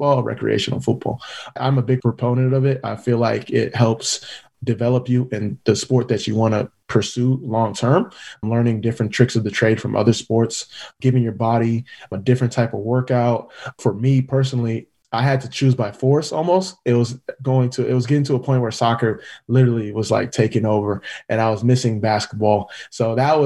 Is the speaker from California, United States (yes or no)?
yes; California, United States; moved away; also born or lived in Philadelphia / Orlando / Kansas City / Portland; first generation Nigerian American, the oldest of four siblings, born and raised in California